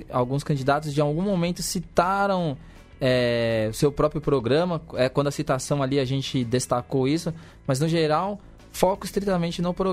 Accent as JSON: {"language": "Portuguese", "region": "São Paulo", "country": "Brazil", "accent": "paulistano", "said": "é o estado de São Paulo, né? Nós somos um podcast paulista. Pois é. Né, mas paulistano."}